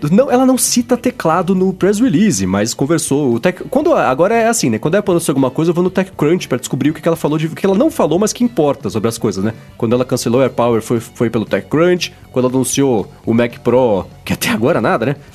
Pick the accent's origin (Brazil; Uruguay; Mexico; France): Brazil; São Paulo; eu sou paulista